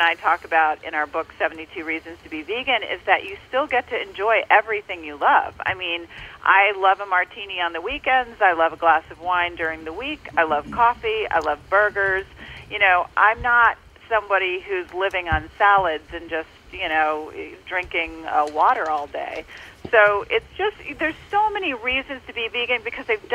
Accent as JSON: {"language": "English", "region": "the South", "country": "United States", "tie": "born or raised there", "said": "I grew up in the South eating burgers"}